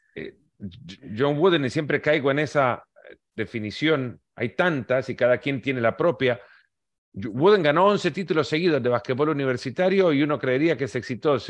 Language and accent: Spanish; El Salvador; Yo que crecí en El Salvador